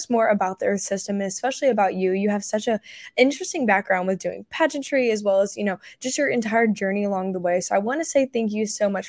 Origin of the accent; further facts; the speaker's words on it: North Carolina area, the Carolinas, United States; I'm from the South Carolina, North Carolina area, so they have a big pageant there.